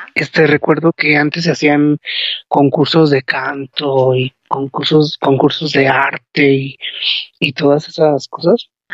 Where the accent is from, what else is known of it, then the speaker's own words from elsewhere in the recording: León, Guanajuato, Mexico; Yo soy del estado de Guanajuato, este, vivo en León, Guanajuato